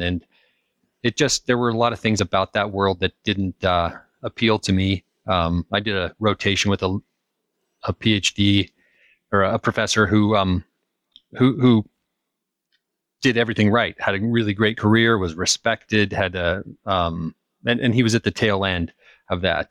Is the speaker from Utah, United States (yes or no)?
yes; Utah, United States; moved away as an adult; also born or lived in California / Kansas; I grew up in the mountains. I grew up in Utah